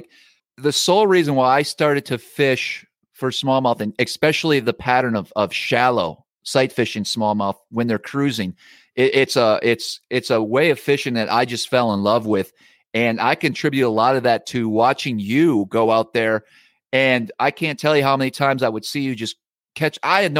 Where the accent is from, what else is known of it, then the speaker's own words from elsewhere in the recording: Wisconsin, United States; I grew up in Wisconsin and fished primarily walleyes growing up on the Lake Winnebago system.